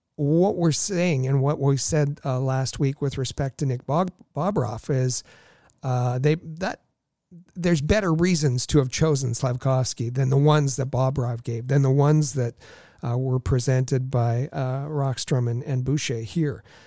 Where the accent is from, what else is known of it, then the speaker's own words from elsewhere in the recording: Thunder Bay, Ontario, Canada; I grew up in Thunder Bay, a small, uh, Northern Ontario town